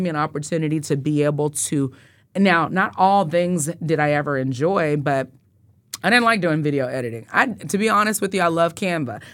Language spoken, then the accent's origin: English; Wichita, Kansas, United States; I grew up in Northeast Wichita on Tenth and Poplar